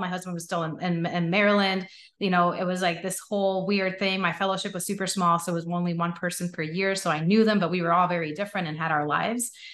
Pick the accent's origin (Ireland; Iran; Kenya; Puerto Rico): Puerto Rico; I grew up in Puerto Rico